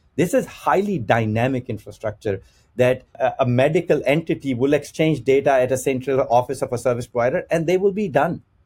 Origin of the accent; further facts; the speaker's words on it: Pakistan; moved away; I'm originally from Pakistan